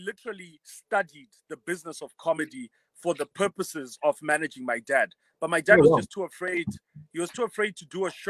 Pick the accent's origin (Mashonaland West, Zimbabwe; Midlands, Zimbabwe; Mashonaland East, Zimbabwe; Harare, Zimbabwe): Harare, Zimbabwe; also born or lived in Bulawayo / Mutare / Marondera; when I grew up in Bulawayo, my parents split up, so I moved around with my mom. Lived in Mutare, Marondera, Harare. Eventually went to school at Prince Edward. So I spent most of my time in Harare, I would say.